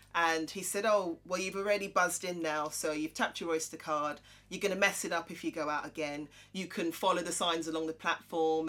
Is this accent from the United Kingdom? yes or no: yes; Croydon, London, United Kingdom; I'm from Croydon